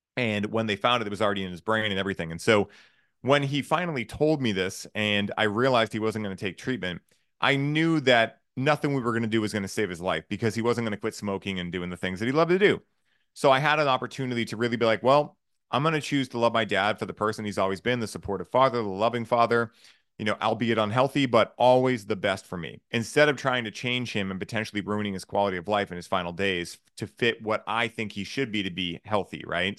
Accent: Boston, Massachusetts, United States; I grew up in Boston or south of Boston

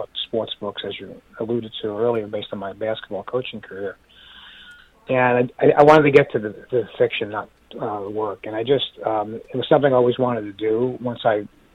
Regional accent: New York City, New York, United States; growing up in the Bronx

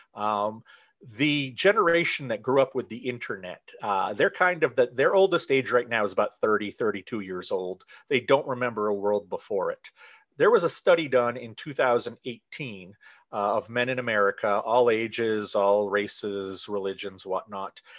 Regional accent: Central Maine, United States; I am from Central Maine. I have lived here most of my life

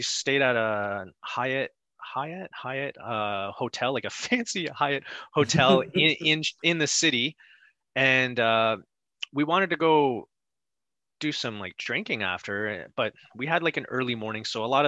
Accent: Canada; we're from Canada

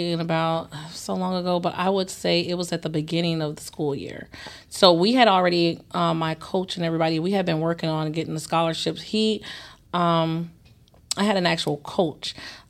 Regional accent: St. Louis, Missouri, United States; I'm from St. Louis.

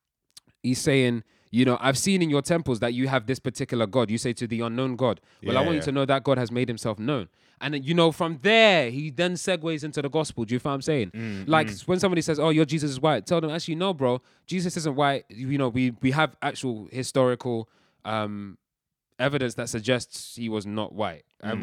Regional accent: Nigeria; I'm shouting because I'm passionate, bruv. I'm Nigerian. It's what we do.

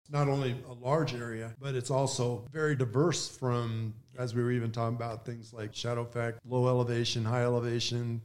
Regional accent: Flagstaff, Arizona, United States; Growing up in Flagstaff

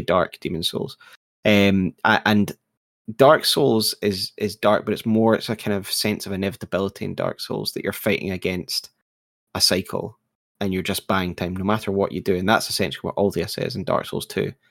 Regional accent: United Kingdom; I'm British

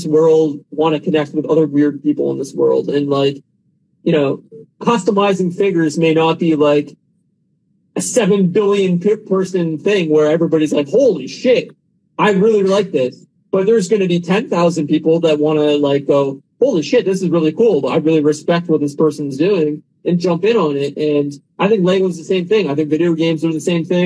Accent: Canada; I'm from Canada

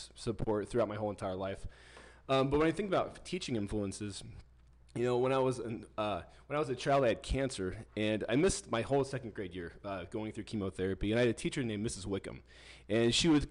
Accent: Kearney, Nebraska, United States; also born or lived in Kimball, Nebraska; when I moved from Kimball, Nebraska to Kearney, Nebraska, I went from a small town to a big town

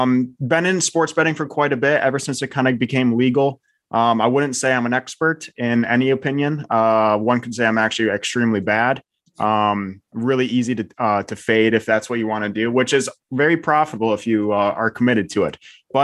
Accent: Michigan, United States; now in Washington, D.C., United States; I'm born and raised in Michigan

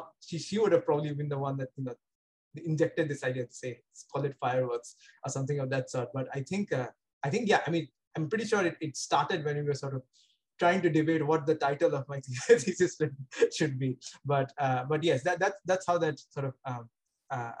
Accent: Kolkata, West Bengal, India; moved away as an adult; also born or lived in Bangalore / Pasadena; now in Cambridge, United States; I grew up in Kolkata and I was born in Kolkata.

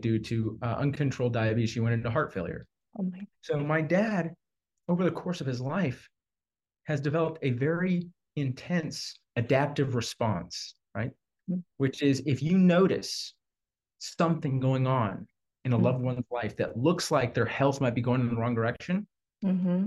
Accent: Houston, Texas, United States; I was raised in Texas. I think I'm like a sixth or seventh generation Houstonian

